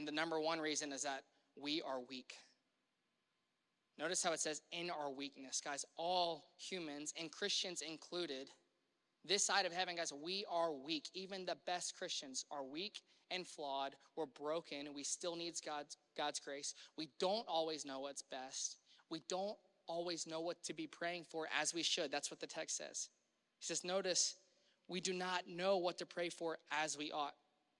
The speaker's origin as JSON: {"language": "English", "region": "Louisiana", "country": "United States", "tie": "born or raised there", "moved": "yes", "lives_now": "Cincinnati, United States", "said": "I had to come from Mississippi, and I grew up in Louisiana"}